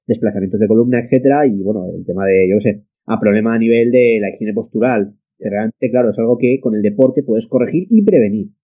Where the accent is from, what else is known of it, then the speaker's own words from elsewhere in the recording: a village in Castellón, Valencian Community, Spain; soy de un pueblo de Castellón